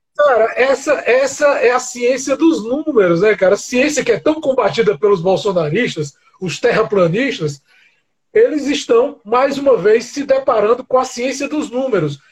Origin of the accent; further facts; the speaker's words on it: Brazil; para nós que somos brasileiros